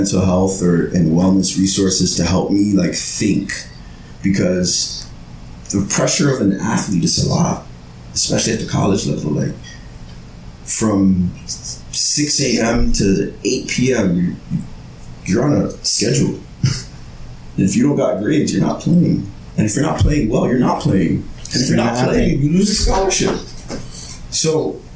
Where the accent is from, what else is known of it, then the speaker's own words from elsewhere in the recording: Toronto, Ontario, Canada; also born or lived in Brampton, Ontario; growing up in Scarborough